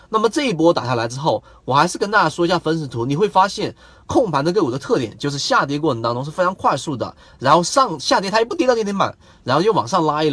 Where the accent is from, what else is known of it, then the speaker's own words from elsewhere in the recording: China; 我们中国人